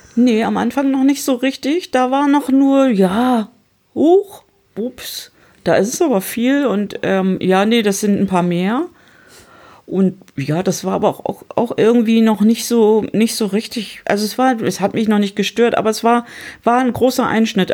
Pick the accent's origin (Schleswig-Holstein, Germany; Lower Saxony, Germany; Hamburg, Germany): Hamburg, Germany; ich komme aus Hamburg